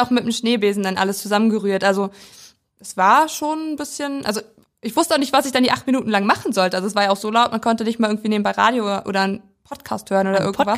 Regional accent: Weisen, Brandenburg, Germany; now in Schwerin, Germany; Und wir sind beide auf dem Land groß geworden. Und in ganz verschiedenen Teilen Deutschlands, ich in Brandenburg

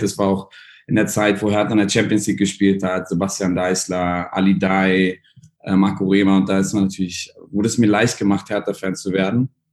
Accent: Berlin, Germany; moved away as an adult; also born or lived in Netherlands / Hong Kong; now in Dubai, United Arab Emirates; ich bin Berliner, bin in Prenzlauer Berg aufgewachsen

